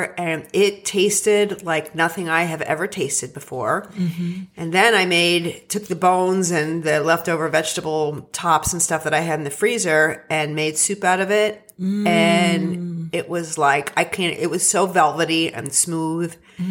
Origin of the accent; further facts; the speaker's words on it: central Pennsylvania, United States; I'm from central Pennsylvania. Okay. Yeah. I grew up in a farmhouse